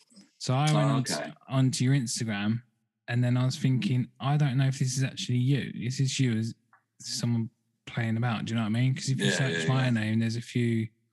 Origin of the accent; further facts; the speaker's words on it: England, United Kingdom; from England, rather than just ….